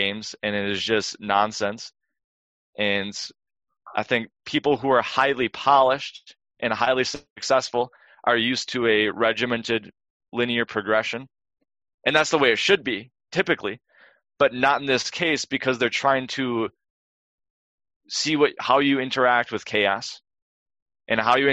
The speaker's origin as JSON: {"language": "English", "region": "Wisconsin", "country": "United States", "tie": "born or raised there", "said": "I grew up in Wisconsin"}